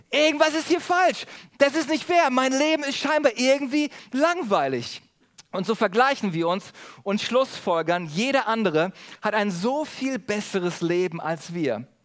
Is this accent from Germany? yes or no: yes; Germany; Besonders in Urlaubsorten sind wir Deutsche dafür bekannt, dass wir uns über alles und jeden beschweren.